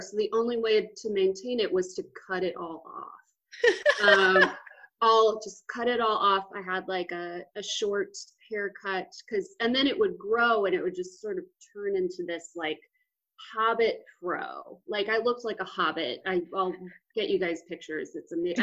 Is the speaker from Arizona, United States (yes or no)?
no; Austin, Texas, United States; moved away; from Austin, Texas. Super great part of Texas, my favorite part of Texas. Uh, and I was born and raised, and I love it. I miss it sometimes.